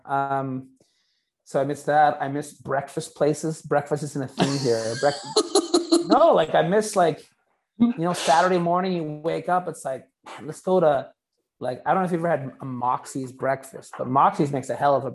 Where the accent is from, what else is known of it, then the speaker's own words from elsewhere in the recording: Canada; moved away; I'm Canadian